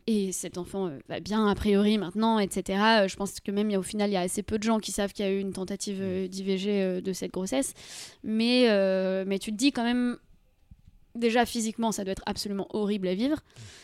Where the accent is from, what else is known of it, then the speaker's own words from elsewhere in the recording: Deux-Sèvres, Nouvelle-Aquitaine, France; moi je viens des Deux-Sèvres